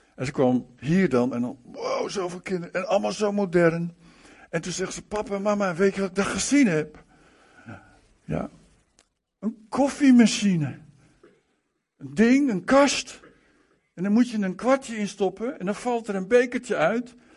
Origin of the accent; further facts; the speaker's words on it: Malang, East Java, Indonesia; in Malang, waar ik ben geboren overigens, in die, eh, in die plaats